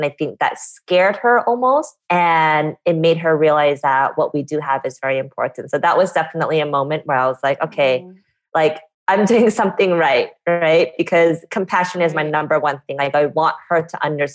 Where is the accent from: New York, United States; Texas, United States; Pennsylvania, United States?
Texas, United States; Fort Worth; I was born in Fort Worth, Texas